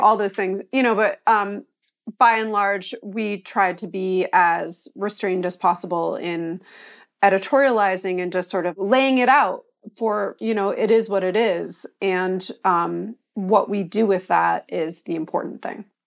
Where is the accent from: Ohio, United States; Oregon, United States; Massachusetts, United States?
Massachusetts, United States; Pioneer Valley; also born or lived in Long Island, New York; I was born in New York, and, uh, lived on Long Island until I was about eleven, and then, um, we moved to the Pioneer Valley in Massachusetts, and so I was sort of raised in a community with a lot of college towns